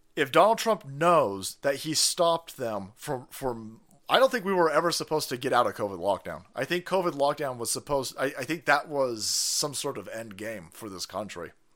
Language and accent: English; United States; I see myself as an American